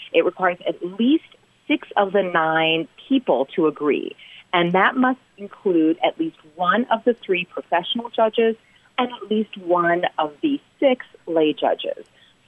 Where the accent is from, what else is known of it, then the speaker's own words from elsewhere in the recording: United States; accent: American; I'm an American, as you can tell from the accent